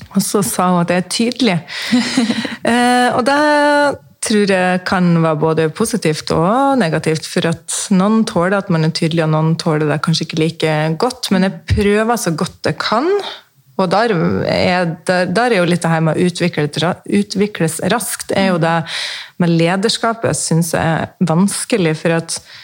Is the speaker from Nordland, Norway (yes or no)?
yes; Mosjøen, Nordland, Norway; also born or lived in Sweden / Østfold; now in Fredrikstad, Norway; Jeg er fra Mosjøen opprinnelig, oppe i Nord-Norge